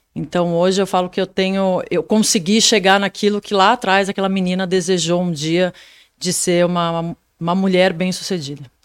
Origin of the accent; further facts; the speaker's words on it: São Paulo, Brazil; eu nasci em São Paulo